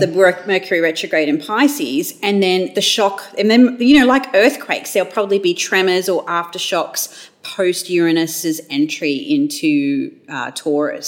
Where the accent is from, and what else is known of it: Australia